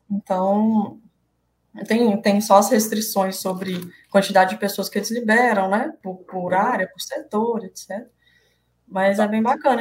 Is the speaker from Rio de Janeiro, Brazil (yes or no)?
no; Belo Horizonte, Minas Gerais, Brazil; moved away as an adult; also born or lived in Viçosa; now in Manaus, Brazil; eu sou mineira de Belo Horizonte, mas ah. moro em Manaus, né? Já uhum. tem quase oito anos que eu moro em Manaus